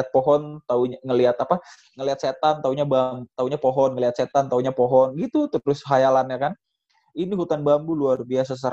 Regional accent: Bogor, West Java, Indonesia; Gue pri, gue sebagai orang Bogor, ini gue pribadi sebagai orang Bogor ya. Gue di Bogor, di rumah gue khususnya ya

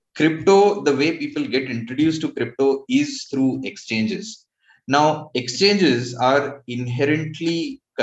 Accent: India; I am from India, proudly so

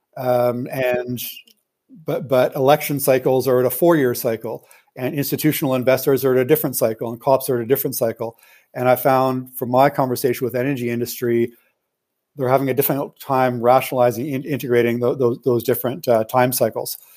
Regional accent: Canada; I'm a Canadian citizen

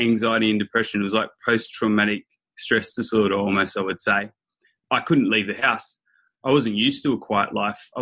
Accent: near Nimbin, Northern New South Wales, Australia; So I grew up in Northern New South Wales, which a place near Nimbin

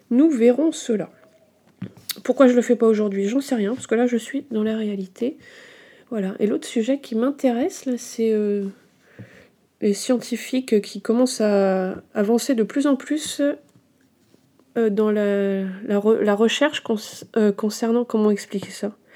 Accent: Brittany, France; also born or lived in Bourgogne-Franche-Comté; Alors en tant que bretonne, euh, mi-bretonne, mi-franc-comtoise, je me sens pas très euh, habilitée à parler de ça.

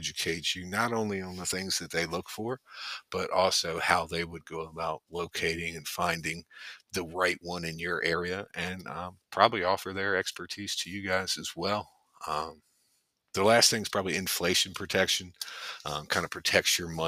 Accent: Richmond, Virginia, United States; now in Morgantown, United States; I was originally from Richmond, Virginia

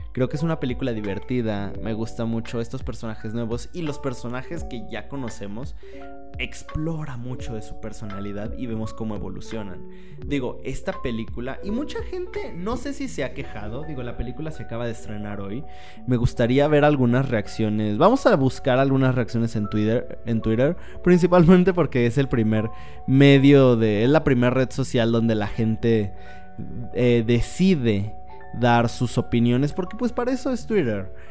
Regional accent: Mexico; soy de México

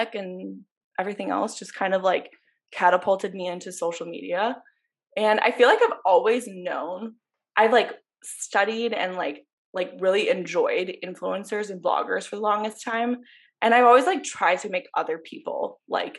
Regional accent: Ann Arbor, Michigan, United States; moved away as an adult; now in Chicago, United States; I grew up in Ann Arbor, Michigan, and then I went to University of Michigan

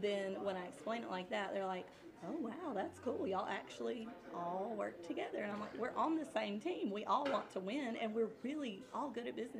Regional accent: Wiggins, Mississippi, United States; also born or lived in South Carolina; I'm from Wiggins

